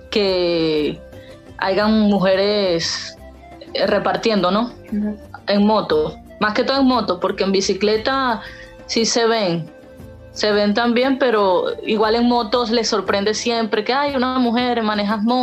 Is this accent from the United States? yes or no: no; Venezuela; Eh, soy venezolana. Trabajo en el aplicativo de Rappi. Tengo 29 años.